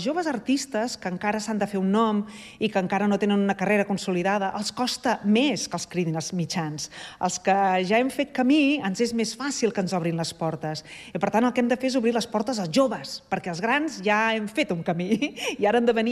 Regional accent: Sant Cugat del Vallès, Catalonia, Spain; born there; vam néixer a Sant Cugat i estem molt orgullosos

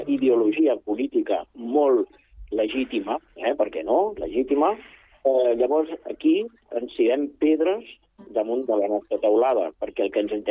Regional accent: Catalonia, Spain; born there; Catalan is a second language; Jo sóc fill de, de, de pares de Múrcia, vale? i jo vaig néixer aquí a Catalunya

